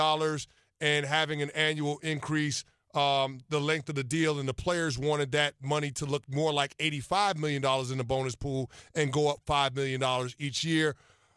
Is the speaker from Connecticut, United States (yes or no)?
no; New York City, New York, United States; I grew up in the Bronx